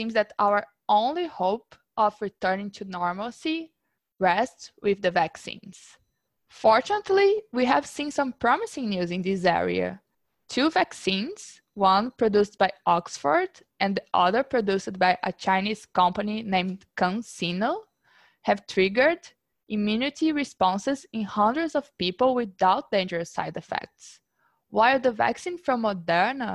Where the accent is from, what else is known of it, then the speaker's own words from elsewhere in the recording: Brazil; moved away; We are both from Brazil. We are actually both from the same city.